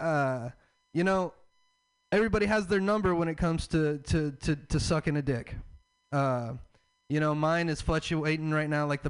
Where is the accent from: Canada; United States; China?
United States; the South; I'm from the South.